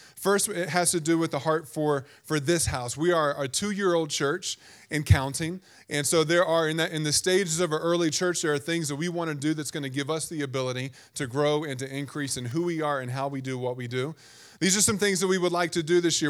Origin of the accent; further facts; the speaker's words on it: Virginia, United States; growing up in Virginia